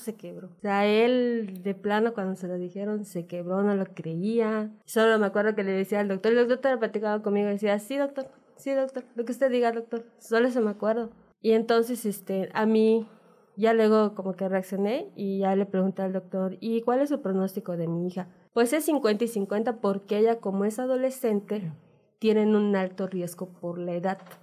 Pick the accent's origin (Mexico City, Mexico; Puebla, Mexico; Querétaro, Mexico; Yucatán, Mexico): Yucatán, Mexico; Mérida; Nosotros somos de acá de Mérida